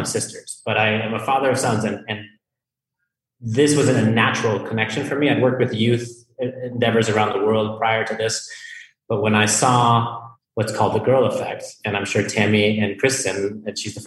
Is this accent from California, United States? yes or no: no; Colorado, United States; moved away; I'm from Colorado